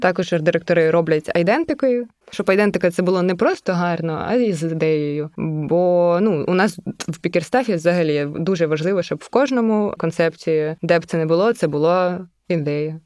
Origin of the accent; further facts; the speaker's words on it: Obukhiv, Kyiv Oblast, Ukraine; я з Обухова